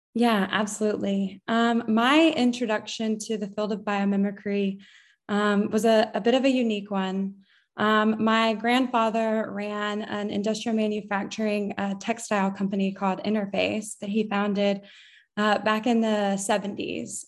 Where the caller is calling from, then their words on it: Jacksonville, North Carolina, United States; I am calling in from Jacksonville, North Carolina